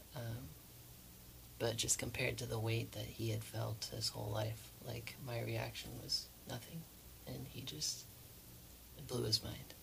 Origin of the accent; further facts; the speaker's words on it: Spokane, Washington, United States; I am a musician from Spokane, Washington